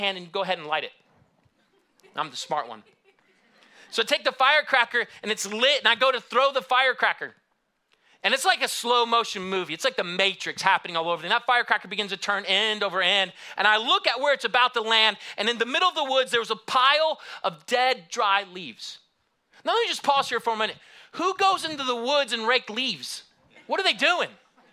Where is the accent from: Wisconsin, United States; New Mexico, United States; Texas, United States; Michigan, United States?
Michigan, United States; moved away; also born or lived in Houston; I grew up in Michigan